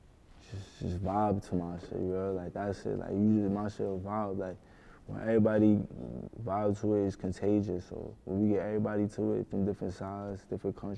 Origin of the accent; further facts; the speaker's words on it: New York City, New York, United States; I'm from the Bronx